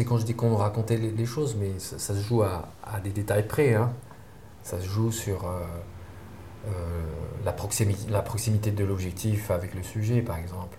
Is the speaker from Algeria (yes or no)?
yes; Sidi Moussa, near Algiers, Algiers Province, Algeria; j'ai grandi euh, à Sédémoussin, c'est pas loin d'Alger, mais euh, c'est un quartier, euh, c'est une petite ville, ancien village colonial, agricole